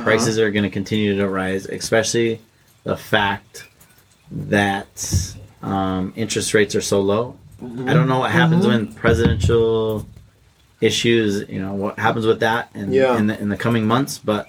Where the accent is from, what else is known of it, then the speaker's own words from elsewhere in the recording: Utah, United States; accent: Utah; Yeah, sometimes in my Utah accent, people don't understand what I say.